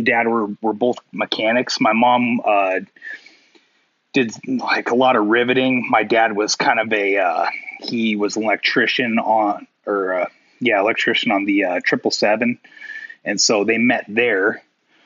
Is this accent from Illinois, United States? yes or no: no; Issaquah, Washington, United States; also born or lived in Hobart, Washington; I was born in Issaquah, Washington, but kind of like I lived kind of on the outskirts and kind of closer to a place called Hobart, which is more out in the sticks